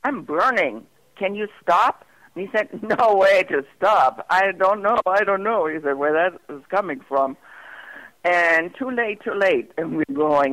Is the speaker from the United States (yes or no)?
no; Germany; moved away as an adult; also born or lived in England; I'm German